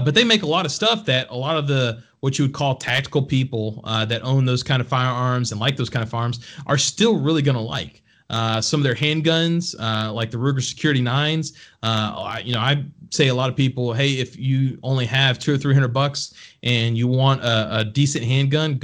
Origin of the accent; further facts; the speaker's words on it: Texas, United States; moved away; I'm proudly from Texas originally. That's where all my family's from.